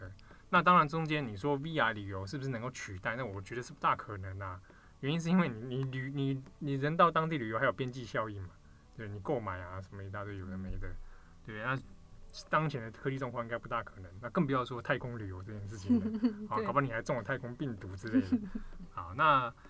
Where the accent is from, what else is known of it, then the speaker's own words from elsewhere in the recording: Taiwan; 那即便我们台湾这边或其他地方，